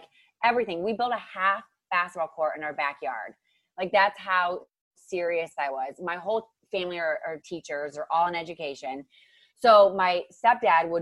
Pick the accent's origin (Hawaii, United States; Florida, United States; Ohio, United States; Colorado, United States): Ohio, United States; now in Los Angeles, United States; I grew up in Ohio, so I'm not always from here in LA. I grew up in Ohio